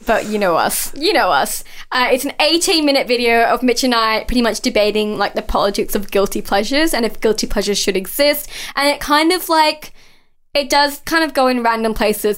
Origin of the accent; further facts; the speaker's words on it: Mount Druitt, New South Wales, Australia; I grew up in that area. I grew up in Mount Druitt